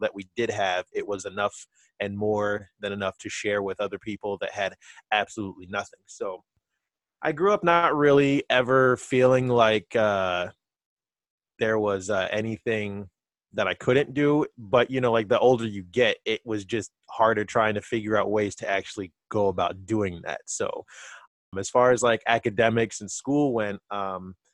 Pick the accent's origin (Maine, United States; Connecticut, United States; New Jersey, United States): New Jersey, United States; Vineland; I grew up in a small town called Vineland. It's in southern New Jersey